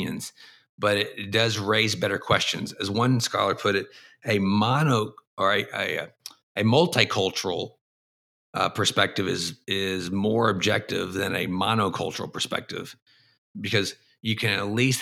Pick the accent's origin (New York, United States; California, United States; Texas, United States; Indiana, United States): Texas, United States; moved away as an adult; also born or lived in Boston / East Asia; I grew up in the American South in Texas